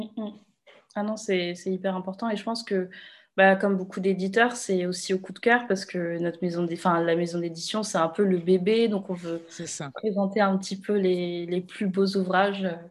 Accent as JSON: {"language": "French", "country": "Réunion", "said": "moi, je viens de La Réunion"}